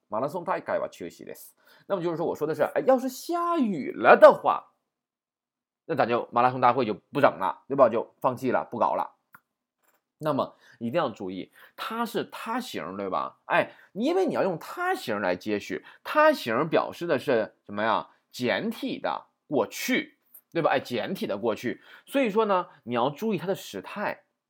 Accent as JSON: {"language": "Chinese", "country": "China", "said": "我们中国人"}